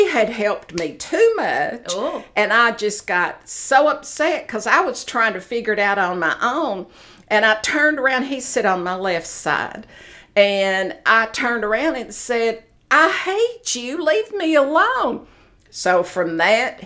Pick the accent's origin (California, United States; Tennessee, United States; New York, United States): Tennessee, United States; Knoxville; I was born in Knoxville, Tennessee.